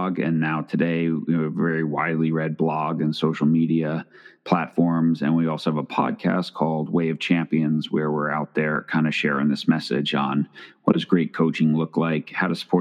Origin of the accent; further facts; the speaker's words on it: Long Island, New York, United States; I grew up in New York